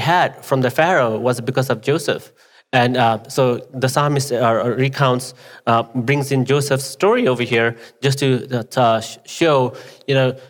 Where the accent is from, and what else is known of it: Nepal; English is a second language; now in United States